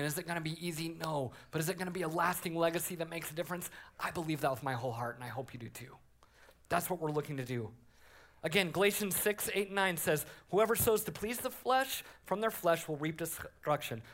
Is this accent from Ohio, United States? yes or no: no; Colorado, United States; I grew up in Colorado as a Broncos fan.